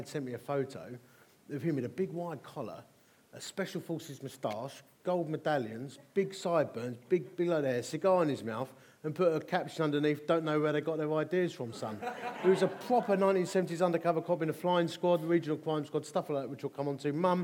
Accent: Dagenham, London, United Kingdom; I'm from Essex. Born in Romford. Well, officially it was Dagenham

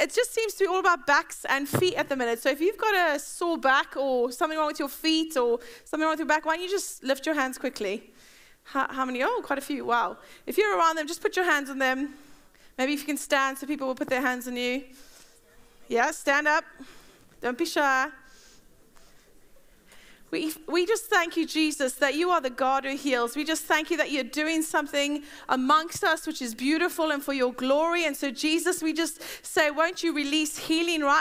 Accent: South Africa; now in Bedford, United Kingdom; I'm South African.

